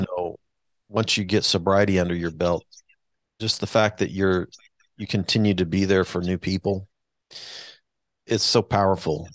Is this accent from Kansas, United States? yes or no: yes; Wichita, Kansas, United States; now in Kansas City, United States; I'm a Wichita Wichita kid, so I was born in Wichita